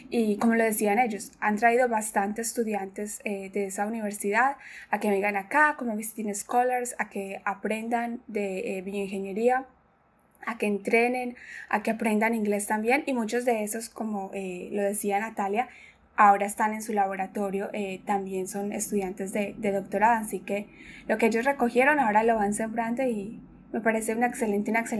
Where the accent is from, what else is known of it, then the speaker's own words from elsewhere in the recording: Paisa region, Antioquia, Colombia; moved away; yo soy paisa también